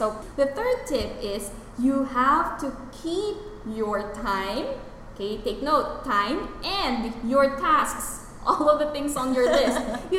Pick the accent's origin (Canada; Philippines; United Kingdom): Philippines; for us Filipinos